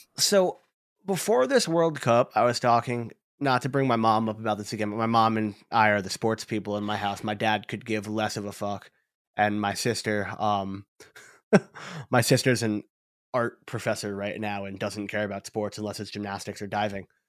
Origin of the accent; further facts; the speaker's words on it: New Jersey, United States; I'm from Jersey